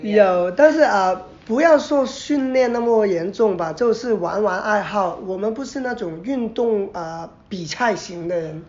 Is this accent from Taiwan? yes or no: no; Macau; 澳门来的，所以啊，我那个时候是中学